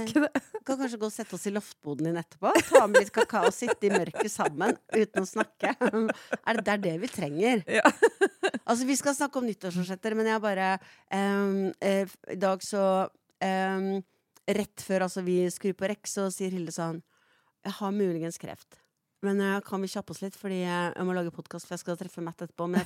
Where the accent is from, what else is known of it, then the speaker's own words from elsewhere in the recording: Oslo, Norway; vi kommer fra Galgeberg.